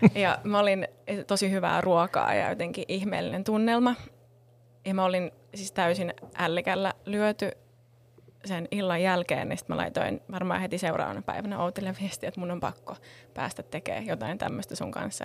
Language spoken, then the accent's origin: Finnish; Helsinki, Uusimaa, Finland; Mä oon helsinkiläinen, täällä Kruunhaasta kotoisin